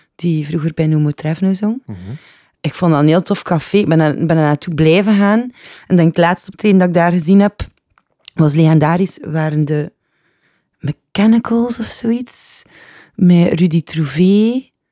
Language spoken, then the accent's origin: Dutch; Ghent, Flanders, Belgium; Ik ben geboren, gelijk ieder uh, Gentenaar, denk ik, in eh, de Bijloken